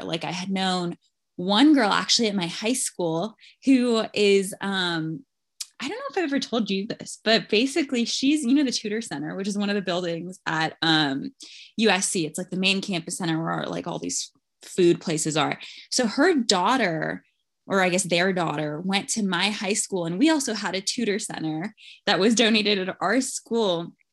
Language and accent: English; Los Angeles, California, United States; I was born and raised in L